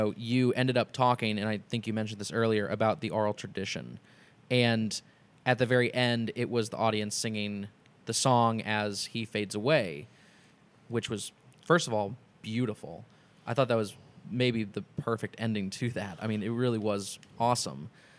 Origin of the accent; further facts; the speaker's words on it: Indianapolis, Indiana, United States; I am from Indianapolis.